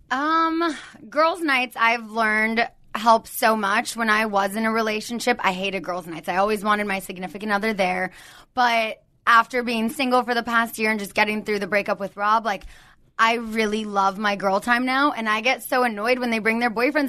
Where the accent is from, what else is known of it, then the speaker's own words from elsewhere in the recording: Southern California, United States; I've never lived anywhere else. I'm from Southern California.